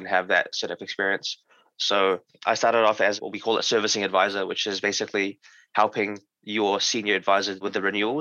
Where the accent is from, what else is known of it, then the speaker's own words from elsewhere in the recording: New Zealand; I'm from New Zealand, a small country in the Pacific Ocean.